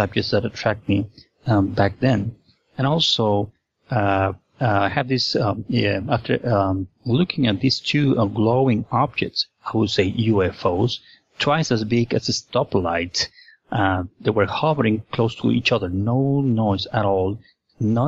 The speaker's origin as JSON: {"language": "English", "region": "Lima", "country": "Peru", "tie": "born or raised there", "said": "I was born and raised in Lima, Peru"}